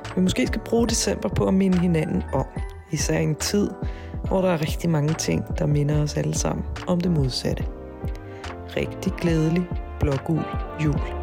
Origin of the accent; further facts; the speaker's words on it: Brøndby Strand, Capital Region of Denmark, Denmark; also born or lived in Hvidovre; jeg er født på Hvidovre Hospital, øhm, og jeg, har op, jeg er opvokset i Brøndby Strand og har levet i Brøndby Strand hele mit liv